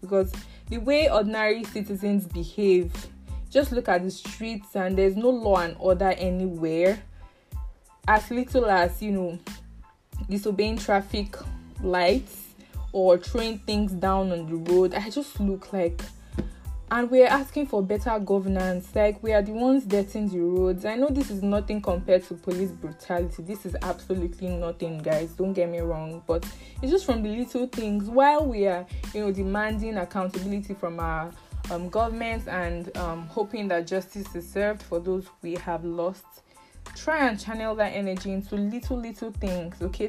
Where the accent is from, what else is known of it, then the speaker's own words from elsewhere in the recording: Northern Nigeria, Nigeria; English is a second language; I am also from the North